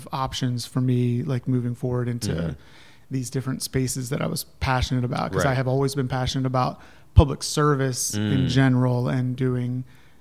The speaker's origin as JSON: {"language": "English", "region": "Ohio", "country": "United States", "tie": "born or raised there", "also_born_or_lived": "Colorado", "moved": "yes", "lives_now": "North Carolina, United States", "said": "I grew up in Ohio, but then I moved out there and I was up in Vail in the mountains"}